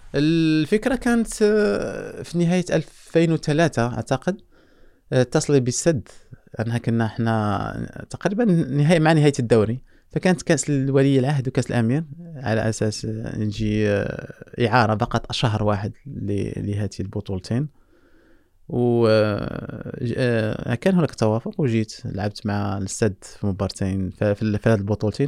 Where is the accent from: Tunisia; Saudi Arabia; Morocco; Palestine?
Morocco; احنا عندنا في المغرب